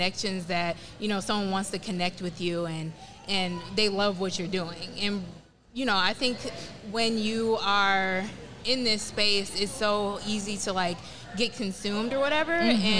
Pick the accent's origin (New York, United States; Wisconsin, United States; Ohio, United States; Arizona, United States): Wisconsin, United States; now in Atlanta, United States; I'm originally from Wisconsin, moved to Atlanta